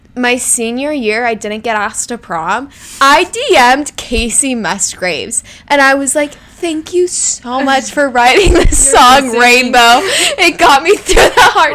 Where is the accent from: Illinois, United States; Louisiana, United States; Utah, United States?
Utah, United States; Salt Lake City; I'm from Salt Lake